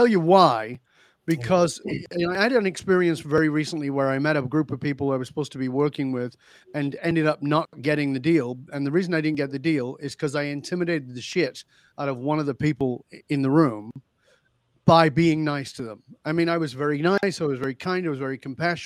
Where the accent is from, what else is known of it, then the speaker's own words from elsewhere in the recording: the north of England, United Kingdom; moved away as an adult; I grew up in Northern England. I left the UK more than 40 years ago